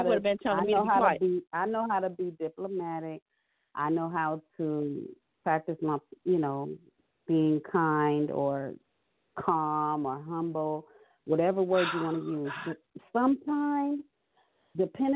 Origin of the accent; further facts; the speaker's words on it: Los Angeles, California, United States; I'm born and raised in Los Angeles, California.